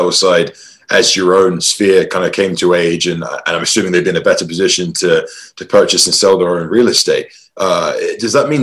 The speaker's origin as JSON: {"language": "English", "region": "England", "country": "United Kingdom", "tie": "born or raised there", "moved": "yes", "lives_now": "Boise, United States", "said": "I'm not from Boise. I was born and raised in England, but I'm out here in Boise, Idaho."}